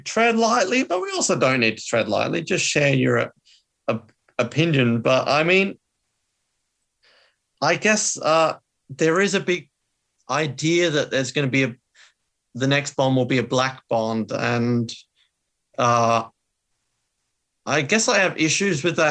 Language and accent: English; Australia; as an Australian, that really killed it for me